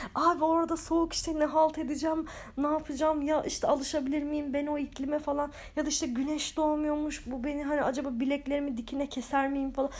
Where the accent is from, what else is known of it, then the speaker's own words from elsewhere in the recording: Turkey; biz Türkler olarak.